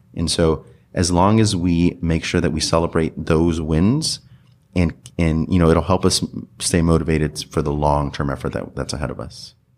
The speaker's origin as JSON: {"language": "English", "region": "California", "country": "United States", "tie": "born or raised there", "said": "I grew up in California"}